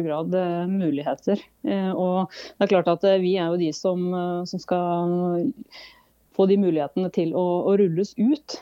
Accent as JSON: {"language": "Norwegian", "region": "farm in Telemark", "country": "Norway", "tie": "born or raised there", "also_born_or_lived": "Oslo", "moved": "as an adult", "lives_now": "Opaker, Norway", "said": "der jeg vokste opp, så nå er det min bror som har tatt over og driver"}